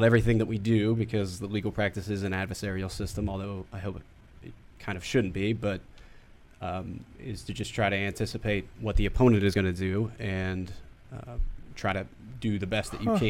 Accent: Pittsburgh, Pennsylvania, United States; moved away

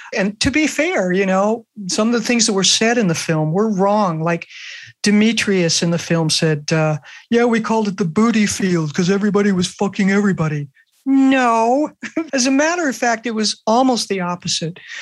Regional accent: Los Angeles, California, United States; I grew up in Brentwood, which is where OJ Simpson lived right. in Los Angeles

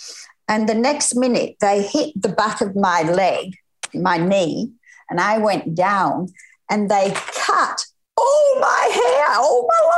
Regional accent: Lancashire, North West England, United Kingdom; now in Noosa, Australia; No, I'm not Scottish. I'm Lancashire.

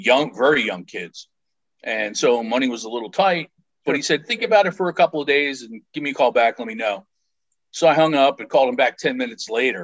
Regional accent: Philadelphia, Pennsylvania, United States; Growing up in the Philadelphia area

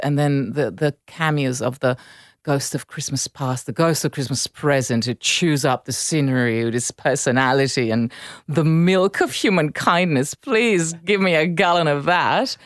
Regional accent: Milan, Lombardy, Italy; English is a second language; moved away; grew up in Milan. I, I spent time in Naples

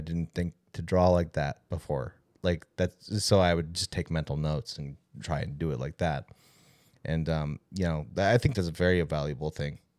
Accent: California, United States; growing up in California

